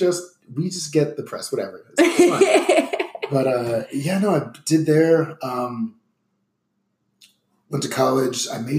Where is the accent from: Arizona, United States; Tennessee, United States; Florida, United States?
Florida, United States; South; moved away as an adult; also born or lived in New Jersey; now in Atlanta, United States; I grew up in South Florida for about 15 years or so, originally from Jersey. Now I'm in Atlanta now for 3 years now.